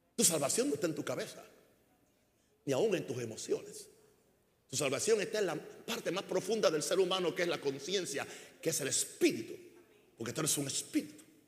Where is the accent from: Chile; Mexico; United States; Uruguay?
United States; Chicago, Illinois; Spanish is a second language; now in Panama; la tierra de mi herencia ya no es Chicago, ni es Estados Unidos. La tierra de mi herencia se llama Panamá. Legalmente soy un, soy un americano